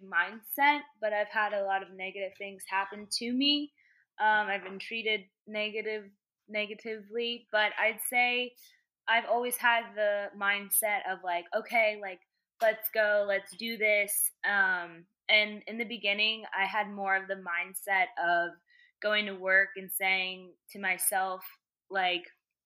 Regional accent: Virginia, United States; moved away as an adult; also born or lived in Idaho; now in New York, United States; I was born in Idaho. I grew up in Virginia. I went to college back out in Idaho.

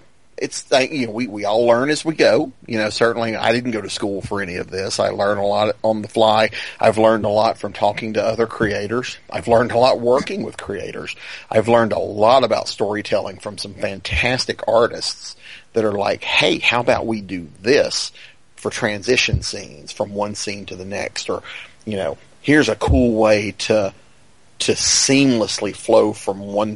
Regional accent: Doraville, Georgia, United States; now in Winder, United States; When I was 12, we moved from Doraville to where I live in the Winder area, which in Georgia

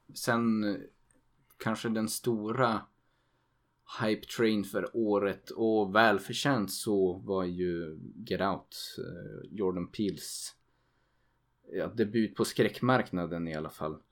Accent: Sweden; som svensk

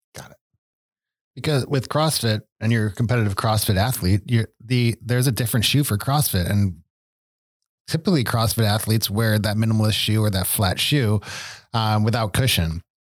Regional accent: Buffalo, New York, United States; moved away; I grew up in Buffalo

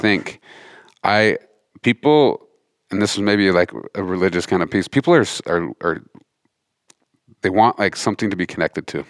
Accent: Montana, United States; grew up in Montana, fifth generation Montanan

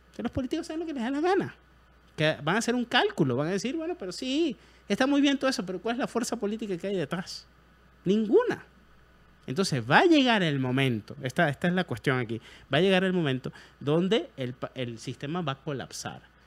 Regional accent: Venezuela; moved away as an adult; now in Guatemala; soy extranjero, tengo nueve años aquí, así como en mi país

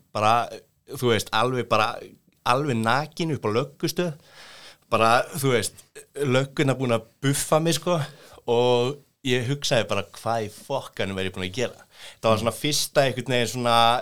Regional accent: Reykjavík, Capital Region, Iceland; kem úr eh, gettóinu, breyðaltinu

